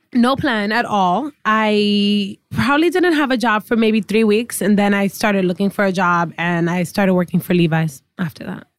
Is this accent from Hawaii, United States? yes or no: no; New York City, New York, United States; first language English; I was born here, born and raised in the Bronx.